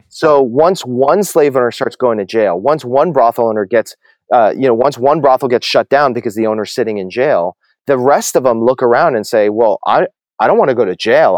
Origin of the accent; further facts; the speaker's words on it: New Jersey, United States; moved away as an adult; also born or lived in New York City / Dallas / Massachusetts / Atlanta; I grew up in New Jersey, you know, suburban, middle class, upper middle class New Jersey suburb, uh, all my life